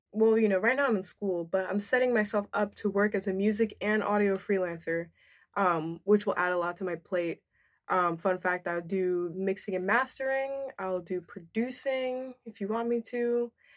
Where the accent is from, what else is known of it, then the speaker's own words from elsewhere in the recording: New Jersey, United States; also born or lived in New York / Dominican Republic (ancestry); I grew up in a predominantly white suburban area in New Jersey